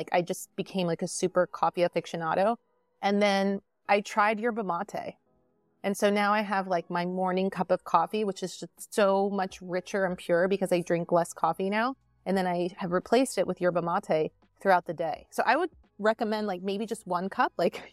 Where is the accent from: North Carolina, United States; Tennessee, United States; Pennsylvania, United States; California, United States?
California, United States; Newport Beach; born or raised there; moved away as an adult; also born or lived in Des Moines, Iowa; now in East Coast, United States